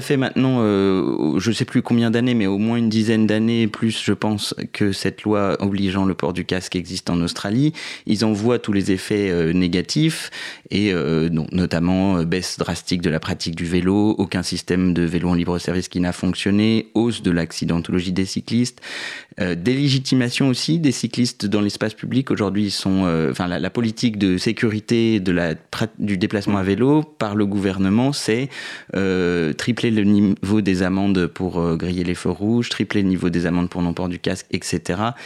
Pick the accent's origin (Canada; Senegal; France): France; southern Paris suburbs, Île-de-France; je suis né euh, en banlieue parisienne sud, mais j'habite depuis maintenant 5-6 ans à Paris dans le 10e arrondissement